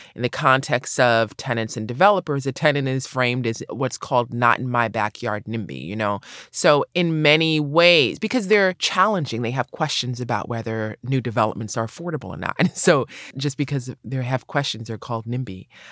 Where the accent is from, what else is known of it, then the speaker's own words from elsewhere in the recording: New York City, New York, United States; also born or lived in Los Angeles, California; I grew up in New York City, I grew up in Brooklyn